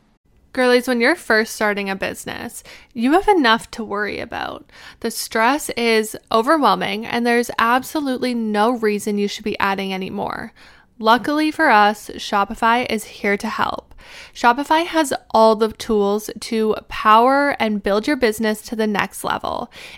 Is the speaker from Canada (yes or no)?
yes; Alberta, Canada; moved away as an adult; also born or lived in Arizona; now in Pittsburgh, United States; When I was 20 years old, I think, I moved from Alberta, Canada. I moved to Arizona to go to school.